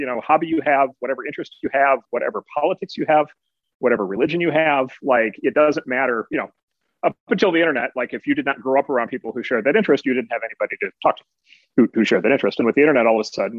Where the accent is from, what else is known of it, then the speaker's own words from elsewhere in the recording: Midwest, United States; as a Midwesterner